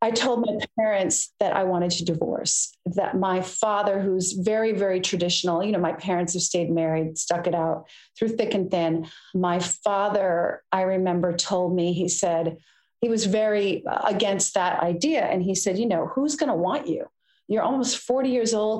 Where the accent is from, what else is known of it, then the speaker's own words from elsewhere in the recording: United States; I'm American